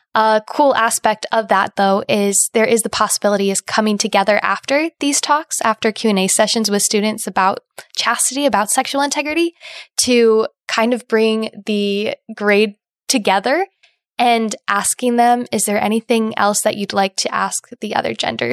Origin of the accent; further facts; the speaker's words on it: Indiana, United States; now in Ohio, United States; I'm originally from Indiana